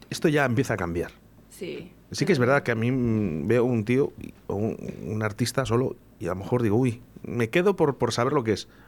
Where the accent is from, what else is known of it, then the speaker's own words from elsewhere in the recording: Valladolid, Castile and León, Spain; si somos de Valladolid